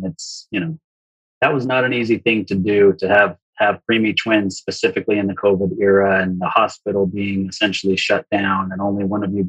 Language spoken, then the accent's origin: English; Provo, Utah, United States; I grew up just outside of Salt Lake City, Utah, in Provo